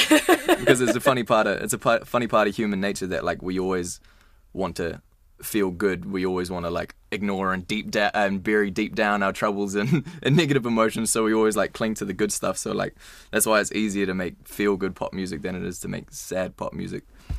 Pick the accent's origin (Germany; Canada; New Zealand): New Zealand; as Kiwi musicians, like, where else is our music going to be played if it's not going to be played here?